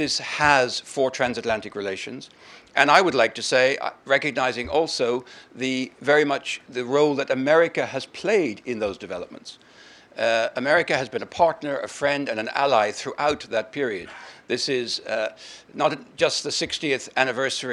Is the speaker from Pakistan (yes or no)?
no; Ireland; as an Irishman